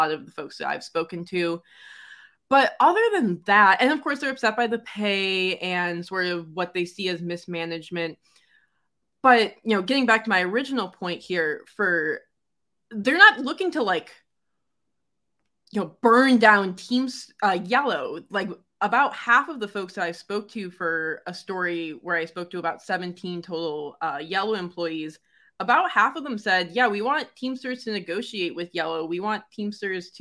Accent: Detroit, Michigan, United States; growing up in Detroit where basically everyone is in a union

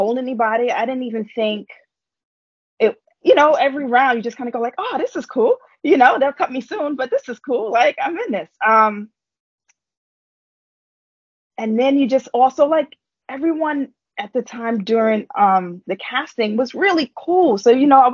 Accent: New York City, New York, United States; I grew up in Harlem. Like, I grew up in New York

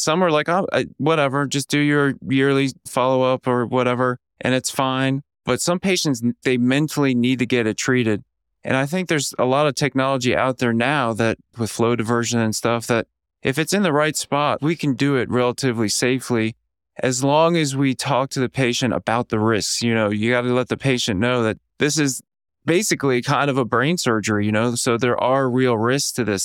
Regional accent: Orlando, Florida, United States; moved away; also born or lived in Atlanta, Georgia / Kansas City / Kentucky; I was born in Orlando, Florida, kind of a humble lower middle class

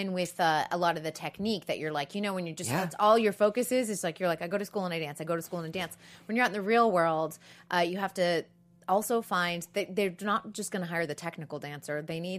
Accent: Massachusetts, United States; I was from Massachusetts, but I'll be from Utah.

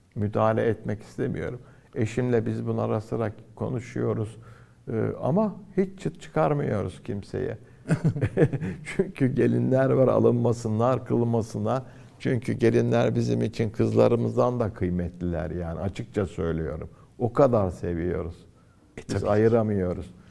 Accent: Antalya, Turkey; moved away as an adult; now in Istanbul, Turkey; Antalya'da doğdum, büyüdüm.

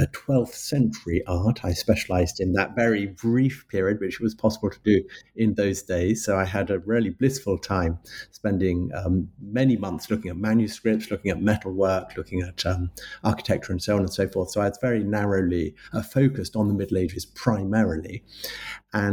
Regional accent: London, United Kingdom; I'm a Londoner. I was born in London, and I've lived in London for most of my life, with a little foray into the countryside in my teenage years.

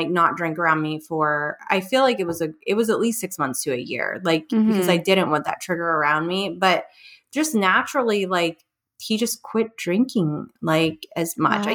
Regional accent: West Virginia, United States; moved away; My husband's from New York City and then I'm from West Virginia

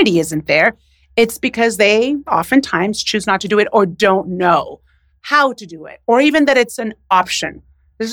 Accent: United States; also born or lived in Puerto Rico / Mexico; I was born in the United States, but technically when I say I'm Puerto Rican

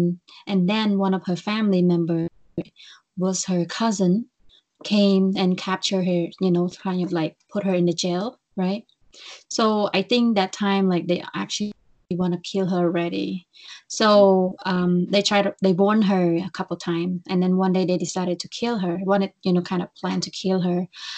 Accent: Phnom Penh, Cambodia; English is a second language; moved away as an adult; also born or lived in Iowa, United States; now in Chicago, United States; I was born and raised in Phnom Penh, Cambodia.

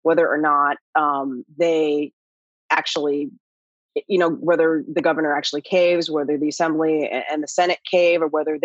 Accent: Ohio, United States; moved away as an adult; also born or lived in Indianapolis, Indiana; now in Los Angeles, United States; I grew up in Ohio.

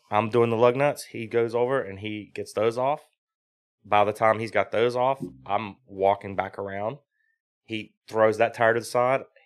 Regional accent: South Boston, Virginia, United States; also born or lived in New Jersey; I'm from South Boston, Virginia, which is, like, twenty minutes from V I R

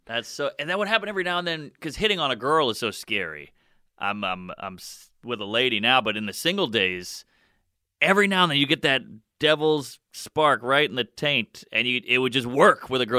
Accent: Louisiana, United States; we grew up in Louisiana, you know, it was just, it was mixed

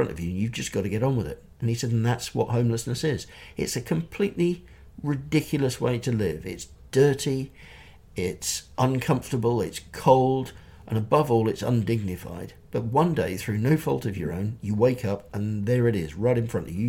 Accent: Chichester, South East England, United Kingdom; I was in my hometown of Chichester

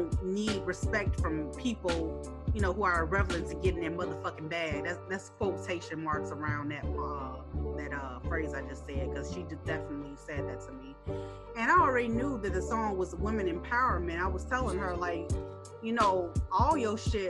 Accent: Chicago, Illinois, United States; I'm from Chicago

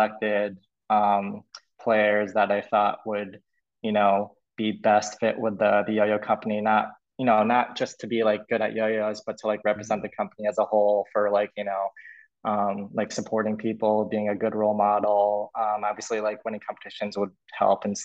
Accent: Massachusetts, United States; I'm from Massachusetts

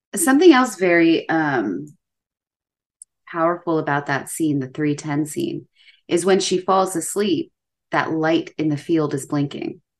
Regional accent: United States; as an American

